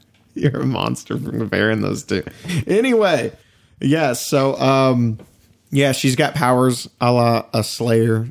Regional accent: East Texas, United States; we're both from East Texas

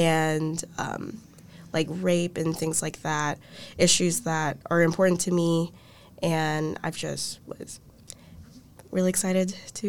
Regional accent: Orlando, Florida, United States; I'm a first year here at UVA. I'm from Orlando, Florida.

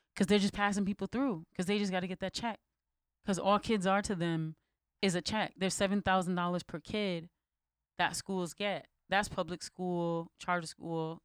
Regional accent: United States; as an American

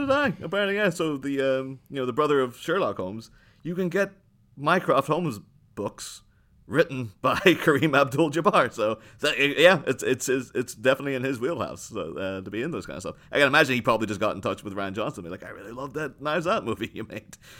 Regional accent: Ireland; moved away; I grew up in Ireland

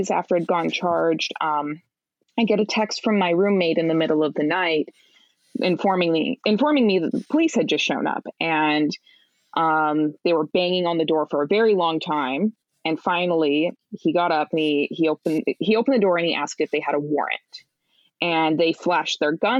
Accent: Price, Utah, United States; now in New York, United States; I had the misfortune of growing up in Price, Utah

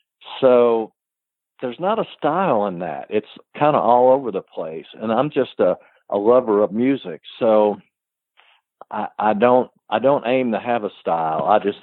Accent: Kentucky, United States; I'm from Kentucky, which where I grew up, there were a lot of dry counties around there.

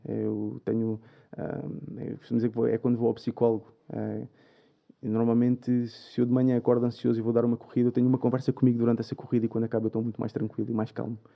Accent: Albufeira, Algarve, Portugal; moved away as an adult; now in Lisbon, Portugal; como vinha do Algarve, Lisboa é diferente, uma cidade maior, não é? vinha de Albufeira

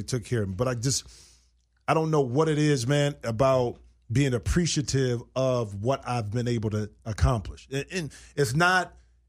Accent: Toledo, Ohio, United States; now in Los Angeles, United States; I'm from Toledo, Ohio.

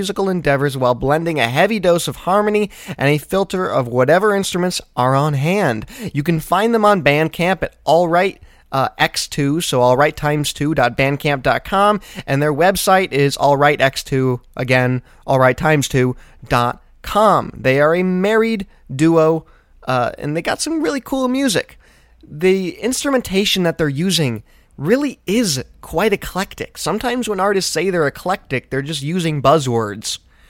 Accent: Denver, Colorado, United States; They are from Denver, Colorado. Hey, that's my hometown.

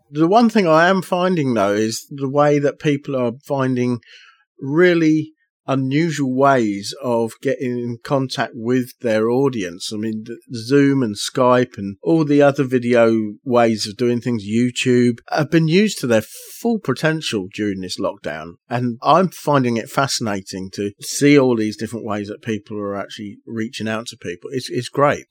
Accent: Aylesbury, South East England, United Kingdom; my hometown of Aylesbury

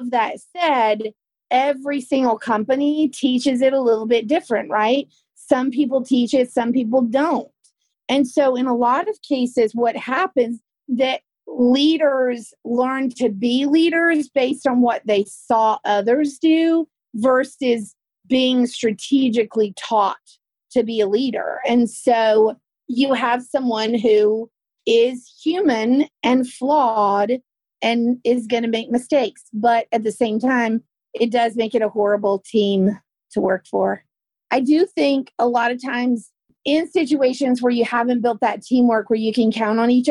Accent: the South, Southern United States, United States; accent: Southern; my Southern accent

